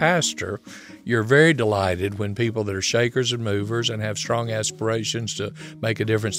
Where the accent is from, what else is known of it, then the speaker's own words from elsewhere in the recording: Alabama, United States; now in Broken Arrow, United States; I'm from Alabama